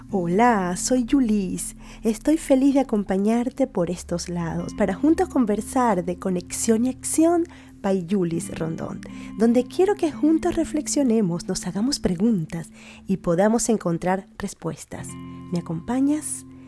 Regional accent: Venezuela; now in Spain

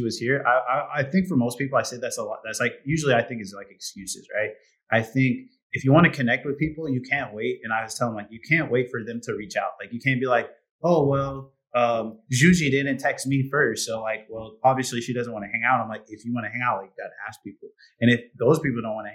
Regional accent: Indiana, United States; moved away as an adult; now in Hungary; I'm from Indiana

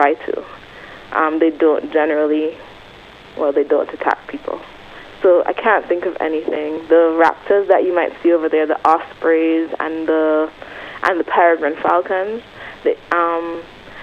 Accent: Antigua & Barbuda; growing up in Antigua

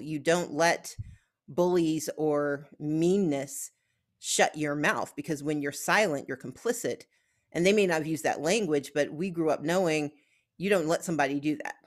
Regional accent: Gulfport, Mississippi, United States; where I grew up in Gulfport, Mississippi

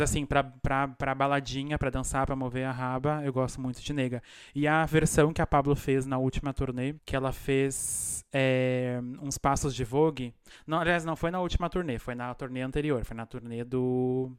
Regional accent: Brazil; now in Argentina; eu sou do interior do Brasil

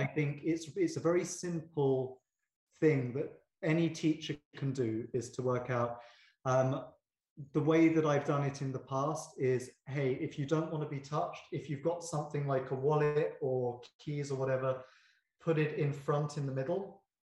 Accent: United Kingdom; I'm very British

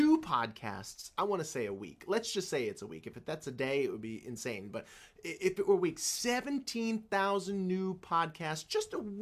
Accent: the South, United States; I grew up in the South in the generation of children that was to be seen and not heard

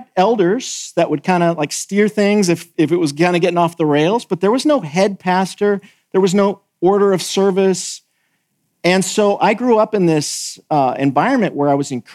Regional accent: California, United States; moved away as an adult; also born or lived in the South (US); now in Southern United States, United States; I'm from California

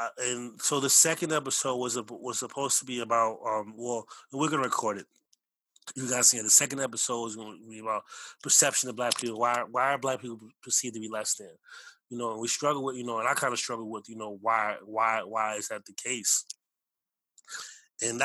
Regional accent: United States; both my parents are from Belize. I was born here

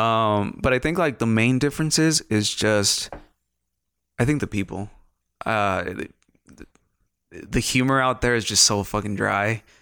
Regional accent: Ciudad Juarez, Chihuahua, Mexico; moved away; also born or lived in London; I grew up in, uh, what used to be a small town, not, not a big ass city, um, Ciudad Juarez, Chihuahua, Mexico.

